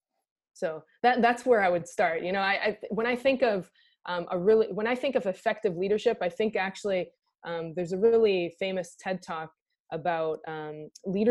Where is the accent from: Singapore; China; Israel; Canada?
Israel; moved away as an adult; now in United States; I'm from Israel. I was born and raised in Israel.